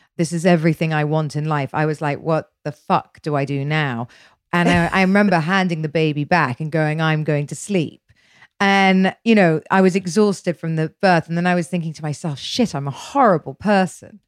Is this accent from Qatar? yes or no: no; United Kingdom; I'm British